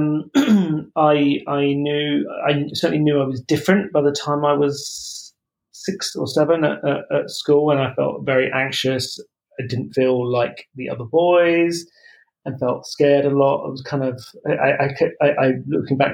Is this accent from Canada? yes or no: no; Croydon, London, United Kingdom; I was born in South London and kind of grew up near Croydon